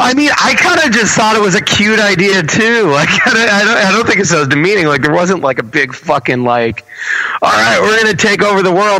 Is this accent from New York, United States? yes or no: yes; Baldwin, New York, United States; I'm born and raised in Baldwin, New York.